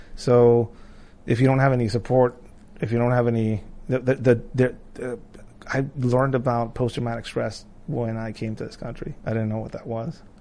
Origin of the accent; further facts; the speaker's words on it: Tijuana, Baja California, Mexico; moved away as an adult; now in United States; I grew up in Tijuana, I was a, like a skater kid